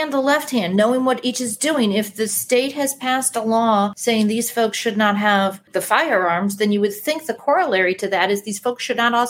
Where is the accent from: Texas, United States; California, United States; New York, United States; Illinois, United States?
Illinois, United States; Chicago; which I'm from Chicago.